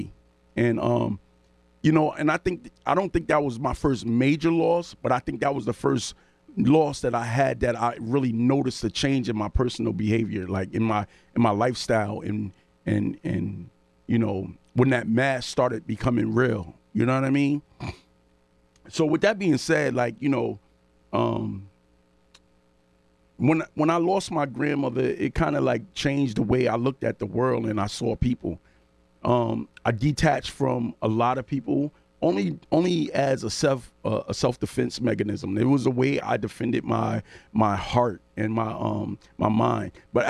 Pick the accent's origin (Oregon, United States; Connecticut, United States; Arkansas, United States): Connecticut, United States; New Haven; I come from the New Haven area